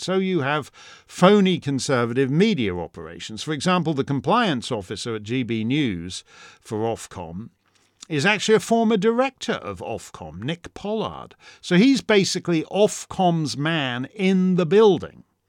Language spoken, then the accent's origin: English; Canada; now in United States; as a Canadian